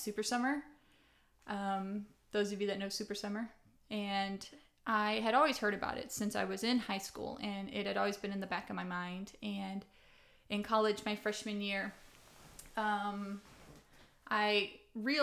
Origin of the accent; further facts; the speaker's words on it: Broaddus, Texas, United States; I'm currently from Broadus, Texas